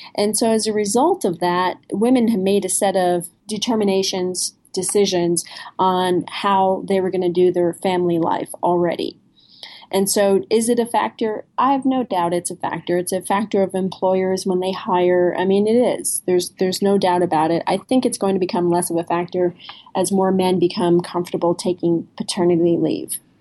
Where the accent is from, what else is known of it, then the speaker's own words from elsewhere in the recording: New Jersey, United States; I'm from New Jersey.